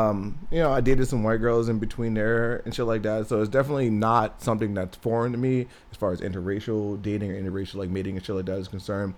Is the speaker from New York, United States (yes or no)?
no; New Jersey, United States; It's a very diverse area, but, like, just my town in particular, we had a very heavy Hispanic population.